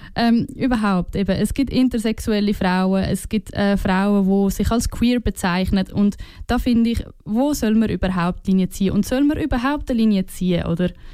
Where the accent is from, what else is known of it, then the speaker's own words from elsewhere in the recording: Switzerland; als Schweizer und Schweizerinnen